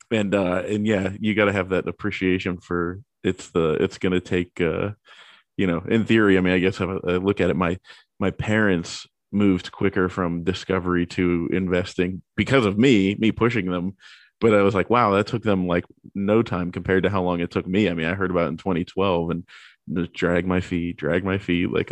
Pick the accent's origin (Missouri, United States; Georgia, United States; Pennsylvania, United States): Pennsylvania, United States; Pittsburgh; I and I'm I'm from Pittsburgh, so you know that's that's the two ends of Mark Cuban.